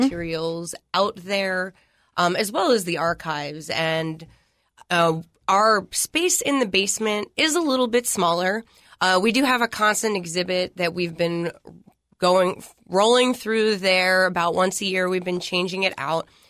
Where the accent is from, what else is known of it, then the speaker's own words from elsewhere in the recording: Philadelphia, Pennsylvania, United States; moved away as an adult; also born or lived in Hawaii; now in Tennessee, United States; I'm from the Northeast, uh, Philadelphia, Pennsylvania